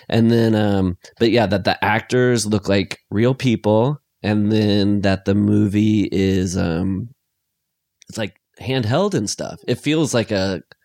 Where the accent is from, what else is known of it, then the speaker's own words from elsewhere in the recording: Iowa, United States; I grew up in Iowa, so it's all lakes and ponds and stuff